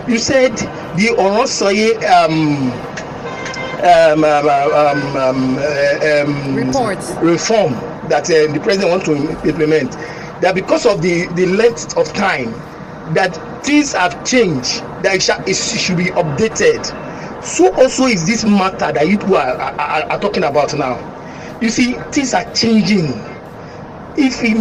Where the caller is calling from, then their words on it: Lekki, Lagos, Nigeria; I'm calling from Lekki.